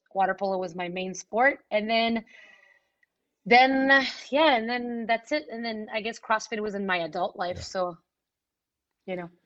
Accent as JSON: {"language": "English", "town": "Montreal", "region": "Quebec", "country": "Canada", "said": "in Montreal, I come from the West Island, which is English speaking"}